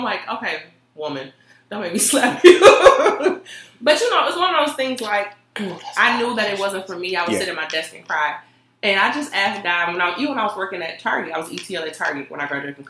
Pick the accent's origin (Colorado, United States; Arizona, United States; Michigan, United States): Michigan, United States; Detroit; moved away as an adult; now in Grand Rapids, United States; grew up on the west side of Detroit and went to Western